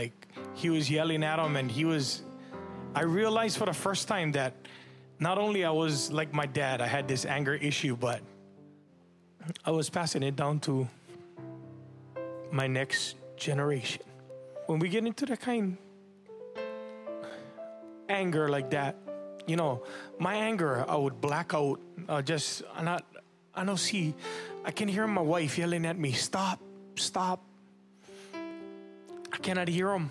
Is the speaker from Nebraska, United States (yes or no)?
no; Waianae, Hawaii, United States; also born or lived in Makaha; I grew up in Waianae. I grew up in Makaha.